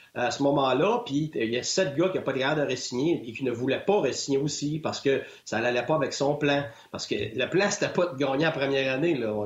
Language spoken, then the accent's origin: French; Quebec, Canada; moved away as an adult; je suis un Québécois